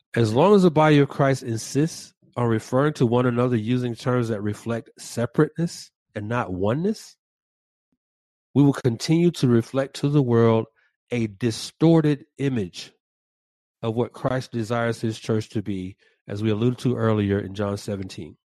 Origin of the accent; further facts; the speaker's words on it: Atlanta, Georgia, United States; the west side of my hometown, Atlanta